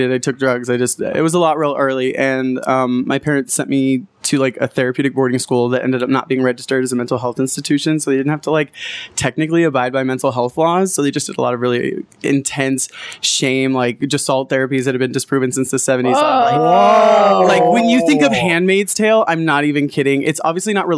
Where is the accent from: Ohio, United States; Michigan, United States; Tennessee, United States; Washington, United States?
Tennessee, United States; Memphis; moved away; I'm from Memphis